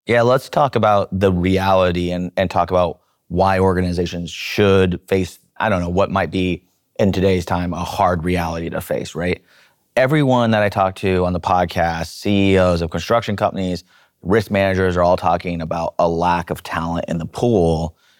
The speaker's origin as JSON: {"language": "English", "town": "Seattle", "region": "Washington", "country": "United States", "tie": "born or raised there", "said": "I grew up in Seattle in a blue collar area."}